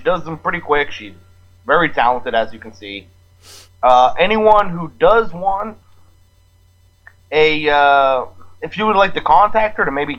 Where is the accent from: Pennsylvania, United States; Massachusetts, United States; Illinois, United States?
Massachusetts, United States; Boston; I mean, I'm from Boston.